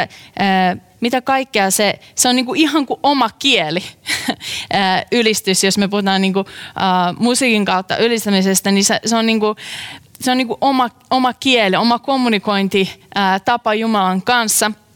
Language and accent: Finnish; Tuupovaara, North Karelia, Finland; moved away; mä olen kotoisin pienen pienestä kylästä nimeltä uh, Tuupovaara.